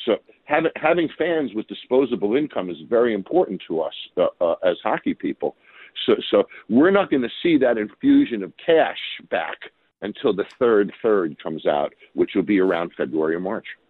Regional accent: Long Island, New York, United States; I grew up in Long Island

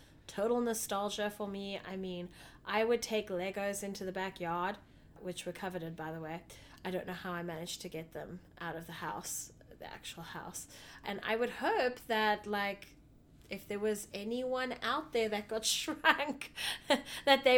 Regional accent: South Africa; moved away; growing up in South Africa

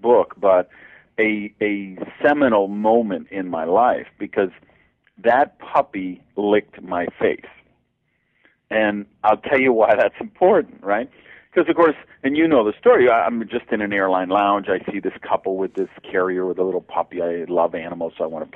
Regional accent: Madison, Wisconsin, United States; I grew up in Madison, Wisconsin

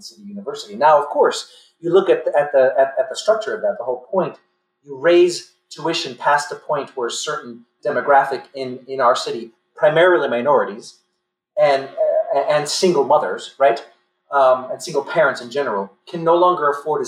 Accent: New York City, New York, United States; I grew up in the Linden Projects of East New York, Brooklyn

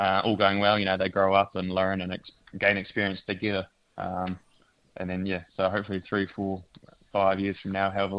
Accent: Invercargill, Southland, New Zealand; I'm from Invercargill, grew up down there.

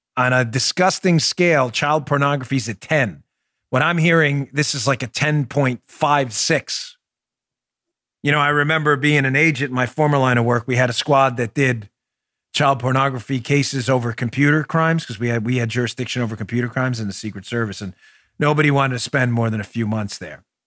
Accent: New York City, New York, United States; I'm from Queens

